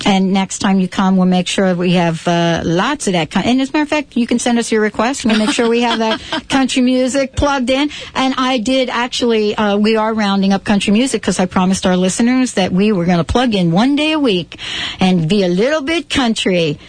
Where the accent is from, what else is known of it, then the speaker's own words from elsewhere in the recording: New York, United States; I grew up in New York